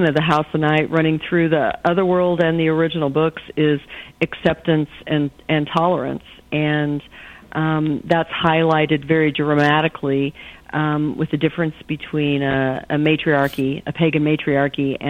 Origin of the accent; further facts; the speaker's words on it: Illinois, United States; now in Oklahoma, United States; I wasn't born in Oklahoma, but Oklahoma's my home state. I was born in Illinois and started visiting Oklahoma, where my uncle had a cattle ranch, still has a cattle ranch in southern Oklahoma, and I started visiting when I was 11. So I'm a transplant